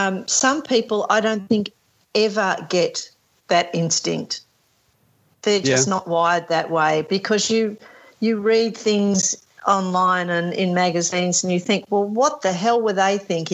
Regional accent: Australia; we're Australian, we only speak English

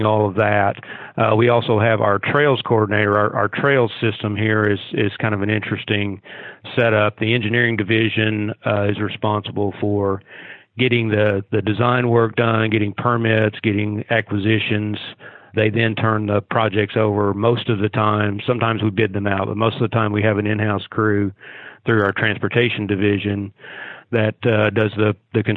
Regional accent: Pocahontas, Arkansas, United States; also born or lived in Springdale, Arkansas; now in Fayetteville, United States; I'm originally from Northeast Arkansas, grew up in Pocahontas was my hometown, but came over to Fayetteville to go to school here.

